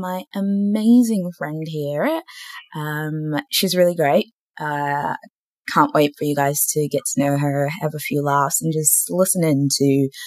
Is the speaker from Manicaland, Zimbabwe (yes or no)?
no; Harare, Zimbabwe; also born or lived in Kwekwe; No, I was actually born in Kwekwe, but I grew up in Harare.